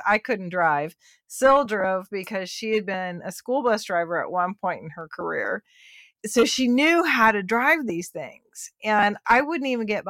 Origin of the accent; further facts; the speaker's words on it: Houston, Texas, United States; also born or lived in Columbus, Ohio; I'm Texan